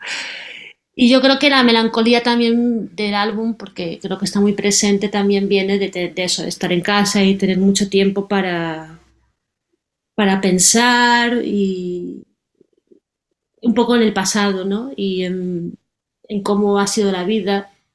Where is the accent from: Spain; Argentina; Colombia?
Spain; Galicia; moved away as an adult; now in Berlin, Germany; yo soy gallega